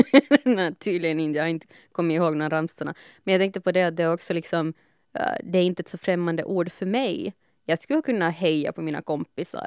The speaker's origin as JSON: {"language": "Swedish", "town": "Helsinki", "region": "Uusimaa", "country": "Finland", "tie": "born or raised there", "also_born_or_lived": "Espoo", "said": "jag är född i Helsingfors, mm. uppvuxen stor del, halva livet Esbo, halva livet Helsingfors"}